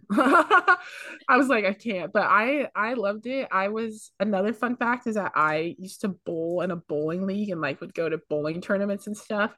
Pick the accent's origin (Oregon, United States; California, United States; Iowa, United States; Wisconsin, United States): California, United States; Pacifica; moved away as an adult; now in Santa Barbara, United States; I'm from the Bay Area, but specifically Pacifica, which is, like, a small beach town ten minutes outside of San Francisco.